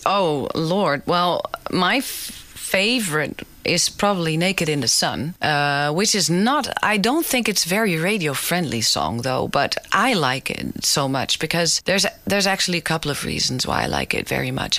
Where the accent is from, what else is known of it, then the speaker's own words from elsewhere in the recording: Amsterdam, North Holland, Netherlands; the Jordaan, which is the neighborhood I grew up in in Amsterdam.